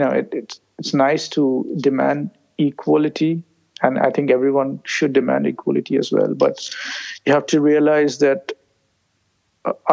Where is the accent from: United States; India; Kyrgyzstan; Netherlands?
India; moved away as an adult; India, being Indians